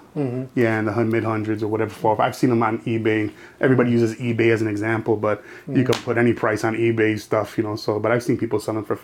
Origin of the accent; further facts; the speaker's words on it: Chicago, Illinois, United States; I born and raised in Humble Park.